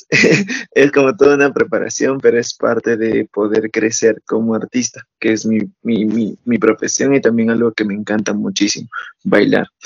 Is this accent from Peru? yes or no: yes; Cusco, Peru; Yo soy natural de Cusco, que es donde está Machu Picchu para que se ubique